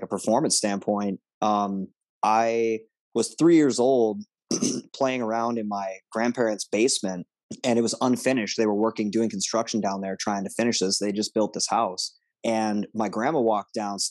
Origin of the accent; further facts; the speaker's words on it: Monticello, Minnesota, United States; I grew up out in Monticello, Minnesota.